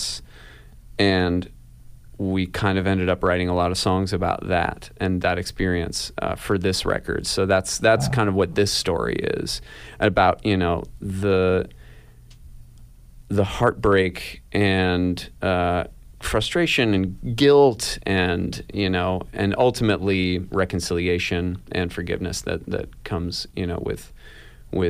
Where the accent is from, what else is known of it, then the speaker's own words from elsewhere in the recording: Ithaca, New York, United States; also born or lived in Seattle, Washington; when Casey and I were really little and we moved from Seattle to Ithaca